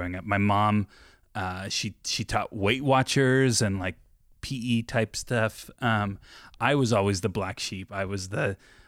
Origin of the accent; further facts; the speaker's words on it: Orange County, Southern California, United States; moved away; also born or lived in Yorba Linda; I'm from Southern California, Orange County is I grew up